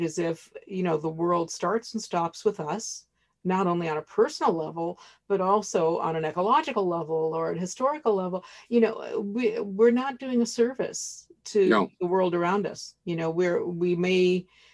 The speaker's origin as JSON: {"language": "English", "region": "rural Ohio", "country": "United States", "tie": "born or raised there", "moved": "yes", "said": "Where I grew up in Ohio, in rural Ohio"}